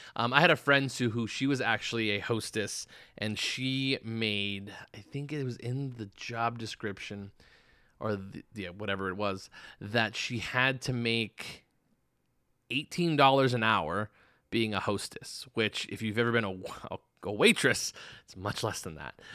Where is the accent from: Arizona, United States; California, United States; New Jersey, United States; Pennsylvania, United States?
Arizona, United States; Tucson; moved away as an adult; now in Las Vegas, United States; I'm originally from Arizona, Tucson specifically, and it's pretty much a small town.